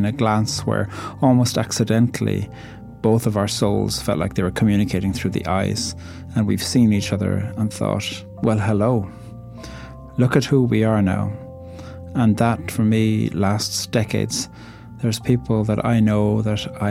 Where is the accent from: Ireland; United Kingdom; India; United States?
Ireland; I'm an Irish poet